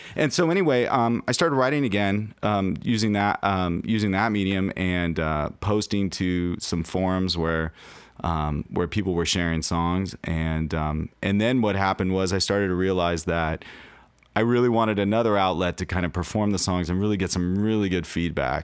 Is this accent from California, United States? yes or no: yes; Los Angeles, California, United States; now in Seattle, United States; I'm originally from Los Angeles